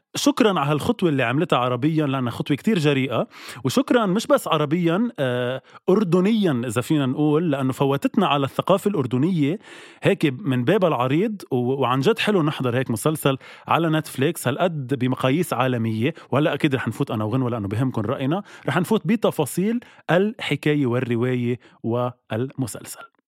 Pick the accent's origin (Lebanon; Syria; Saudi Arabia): Lebanon; نحن كشعب لبناني